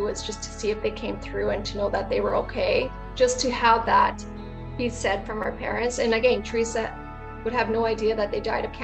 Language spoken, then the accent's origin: English; Brandon, Manitoba, Canada; I'm from Brandon, Manitoba, Canada